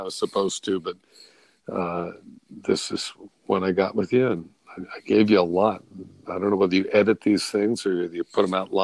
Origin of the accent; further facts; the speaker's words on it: New England, United States; moved away as an adult; also born or lived in California; now in Maine, United States; I grew up on the East Coast, sort of a New Englander.